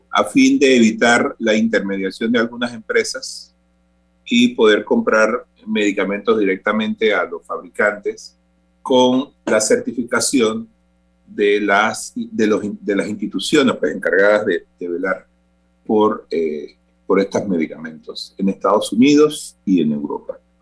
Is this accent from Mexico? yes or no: no; Panama; como panameños